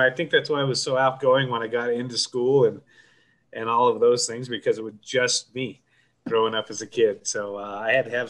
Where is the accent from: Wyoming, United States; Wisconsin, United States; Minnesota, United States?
Wyoming, United States; Wheatland; also born or lived in Laramie, Wyoming / Boston, Massachusetts; I was born in Laramie, but I was raised in Wheatland.